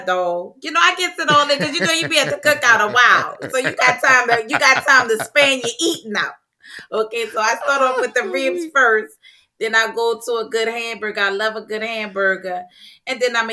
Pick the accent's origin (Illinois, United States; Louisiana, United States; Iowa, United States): Louisiana, United States; New Orleans; I'm from New Orleans